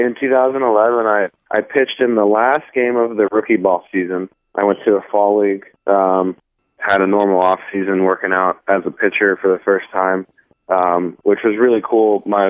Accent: New Jersey, United States; Now, we moved, and I grew up primarily in New Jersey, outside of Philadelphia, and you know, I grew up a Phillies fan and stuff like

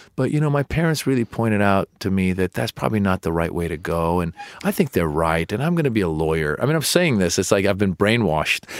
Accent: Marin County, Northern California, United States; also born or lived in Iran / Los Angeles, California; I was born in Iran and I grew up in Marin County, Northern California

